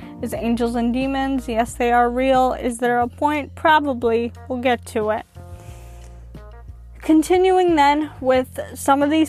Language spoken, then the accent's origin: English; United States; I'm an American who also happens to be Christian